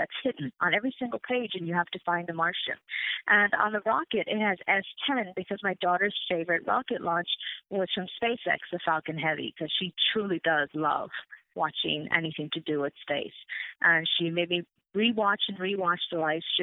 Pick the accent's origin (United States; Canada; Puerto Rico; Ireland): Ireland; moved away; I'm originally from Ireland, born and raised.